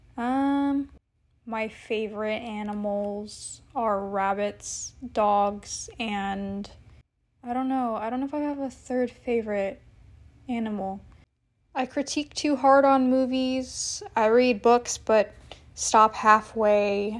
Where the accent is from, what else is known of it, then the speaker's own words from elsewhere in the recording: San Jose, California, United States; I was born on July eighteenth, two thousand in San Jose